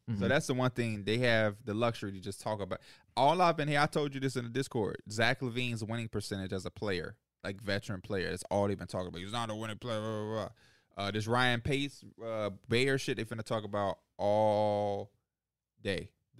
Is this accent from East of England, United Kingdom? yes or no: no; London, United Kingdom; That's that shit from London. I'm from London. Got my beat from London.